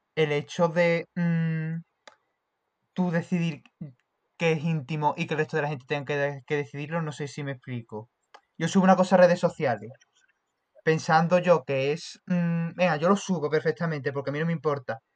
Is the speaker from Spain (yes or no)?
yes; Seville, Andalusia, Spain; soy de Sevilla